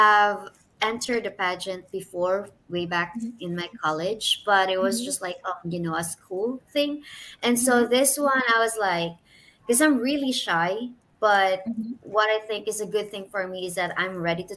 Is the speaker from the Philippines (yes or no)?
yes; Philippines; moved away as an adult; now in Houston, United States; I'm from Philippines